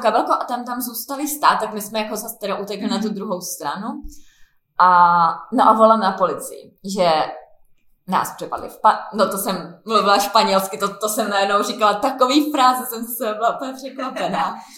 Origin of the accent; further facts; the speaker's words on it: Prague, Czechia; U nás v Praze